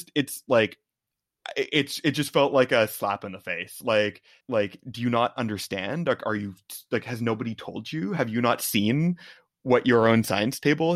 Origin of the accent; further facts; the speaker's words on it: York Region, Ontario, Canada; I grew up in York Region.